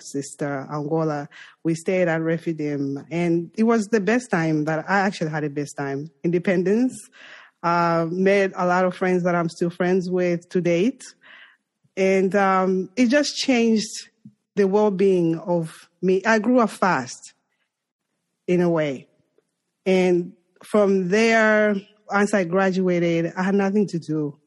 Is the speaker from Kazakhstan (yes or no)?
no; Zambia; English is a second language; moved away as an adult; now in New York, United States; I'm from Zambia and I'm African